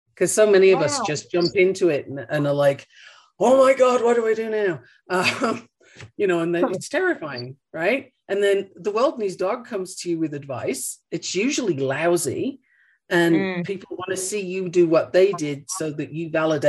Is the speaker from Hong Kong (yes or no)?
no; Australia; moved away; also born or lived in United Kingdom; I mean, I'm originally from the UK, and if I go there, people look at me and ask me where I'm from. I grew up in Australia.